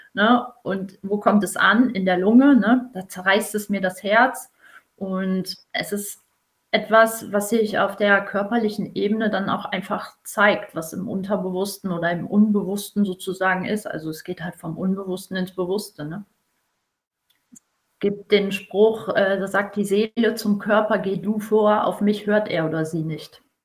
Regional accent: Emsland, Lower Saxony, Germany; bin gebürtige Emsländerin

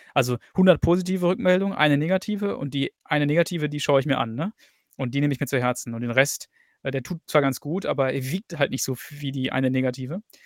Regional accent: Germany; moved away as an adult; now in England; habe zwar mein ganzes Leben lang in Deutschland gelebt, bis vor fünf Jahren.

